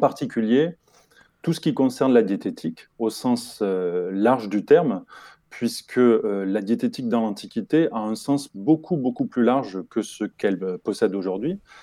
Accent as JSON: {"language": "French", "area": "Toulouse area", "region": "Occitania", "country": "France", "tie": "born or raised there", "said": "je suis originaire du sud-ouest de la France et plus particulièrement de la région toulousaine"}